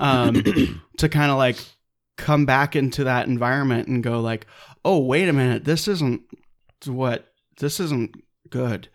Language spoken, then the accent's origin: English; Claremont, California, United States; also born or lived in San Dimas Canyon, California; I'm from Claremont, California